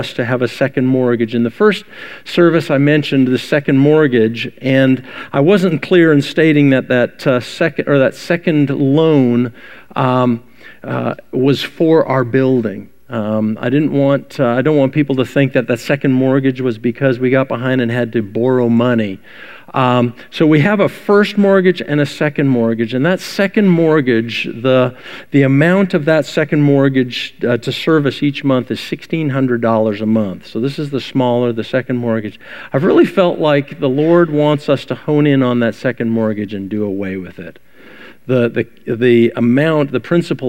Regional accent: Vancouver, British Columbia, Canada; I grew up in Vancouver, Canada

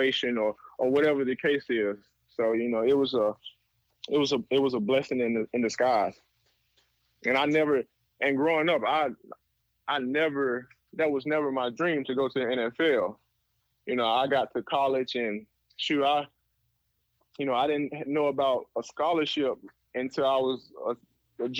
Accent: Birmingham, Alabama, United States; moved away as an adult; also born or lived in Canada; I'm a kid from Birmingham

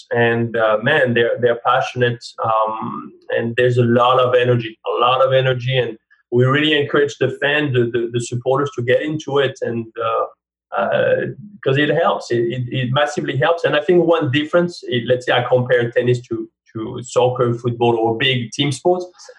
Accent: France; accent: French; English is a second language; now in United States; I think I pride myself in not sounding too French, but obviously I do sound French. I mean, it will always be there. And therefore, even though I'm American now, people always ask me, and I think forever, where are you from?

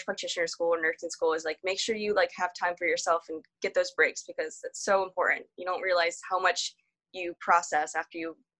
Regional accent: Florida, United States; when I tell people here that I like, I'm from Florida, they're like, oh, why did you move here?

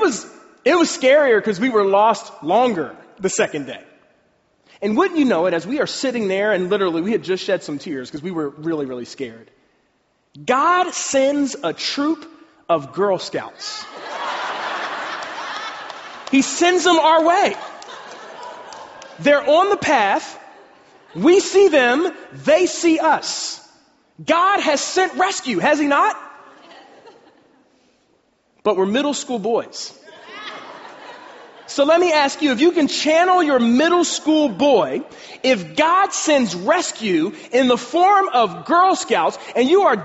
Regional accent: Pennsylvania, United States; I'm from Pennsylvania

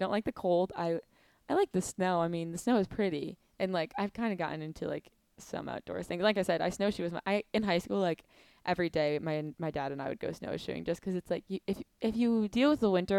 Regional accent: Negaunee, Michigan, United States; I'm from Negaunee area, so I mean, it's definitely a smaller town, but it's a lot different than downstate.

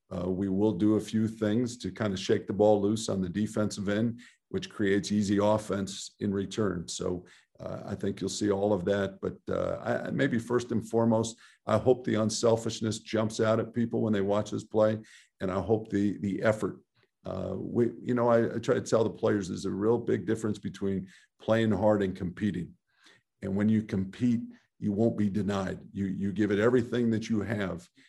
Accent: Southern California, United States; I grew up in Southern California

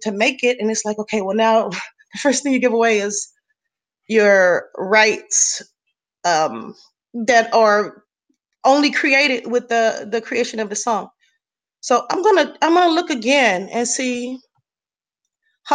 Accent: Los Angeles, California, United States; I'm an artist born and raised in Los Angeles, California.

